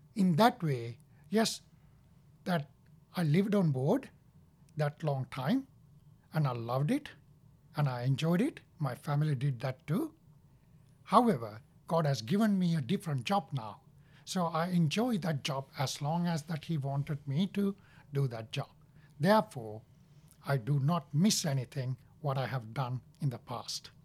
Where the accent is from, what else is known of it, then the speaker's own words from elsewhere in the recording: Sri Lanka; now in United States; I was born in Sri Lanka, and I have one brother and one sister